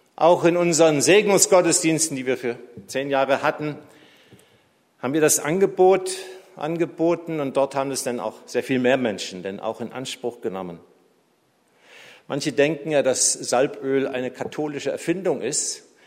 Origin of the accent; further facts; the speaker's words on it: Tübingen, Baden-Württemberg, Germany; moved away; meiner alten Heimatstadt Tübingen